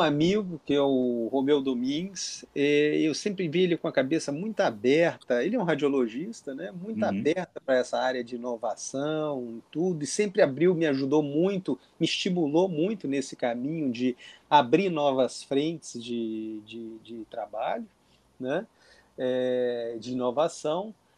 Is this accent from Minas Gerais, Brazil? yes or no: yes; interior of Minas Gerais, Brazil; moved away as an adult; now in Rio de Janeiro, Brazil; eu sou do interior de Minas Gerais, vim para o Rio de Janeiro alguns anos atrás